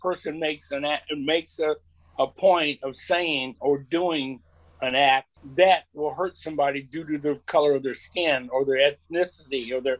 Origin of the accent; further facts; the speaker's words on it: Lafayette, United States; growing up in Lafayette